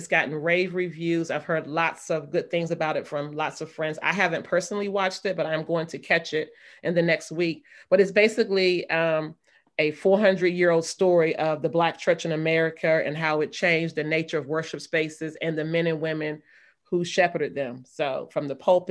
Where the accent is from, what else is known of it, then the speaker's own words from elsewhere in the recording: North Carolina, United States; when I was a kid growing up in North Carolina